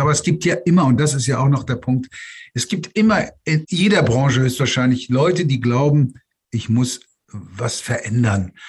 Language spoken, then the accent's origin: German; Germany; Natürlich bin ich Deutscher, bin hier aufgewachsen und, und, und geboren